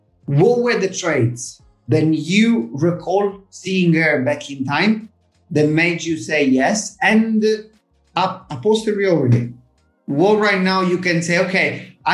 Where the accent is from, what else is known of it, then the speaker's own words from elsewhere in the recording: Italy; accent: Italian; my Italian accent